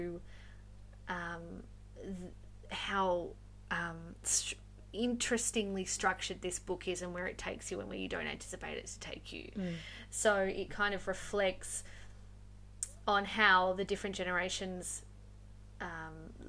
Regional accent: Western Australia, Australia; I'm actually from Western Australia

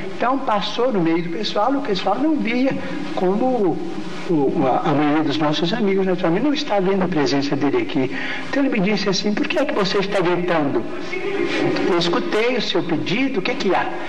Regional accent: Pedro Leopoldo, Minas Gerais, Brazil; moved away as an adult; now in Uberaba, Brazil; Pedro Leopoldo, a terra onde nasci

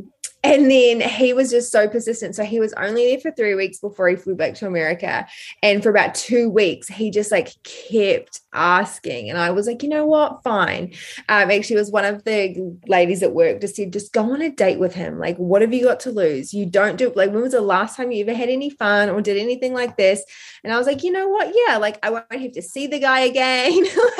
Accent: New Zealand; also born or lived in Brisbane, Australia; now in Australia; I'm from New Zealand

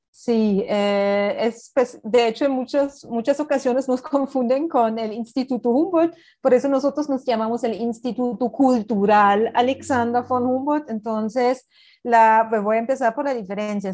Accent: Berlin, Germany; Spanish is a second language; now in Colombia; yo soy de Berlín

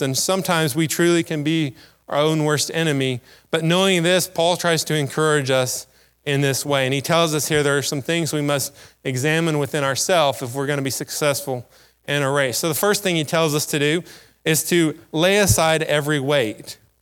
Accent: United States; as an American

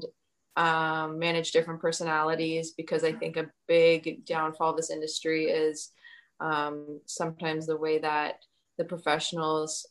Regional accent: Oakville, Ontario, Canada; I grew up in Oakville

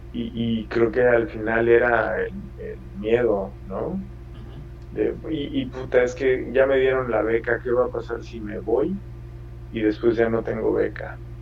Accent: Mexico; moved away as an adult; also born or lived in Italy / Seville, Spain; now in Ireland; soy mexicano

